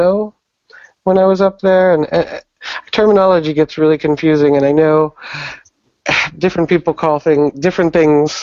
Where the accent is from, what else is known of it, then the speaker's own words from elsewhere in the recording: Pittsburgh, Pennsylvania, United States; moved away as an adult; now in New York City, United States; Originally, I'm from Pittsburgh, Pennsylvania, here in the States.